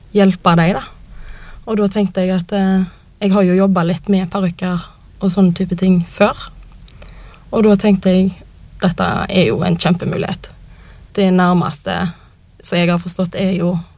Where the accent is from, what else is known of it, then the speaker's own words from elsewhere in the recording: Western Norway, Norway; now in Oslo, Norway; bor jo på Vestlandet, der jeg er fra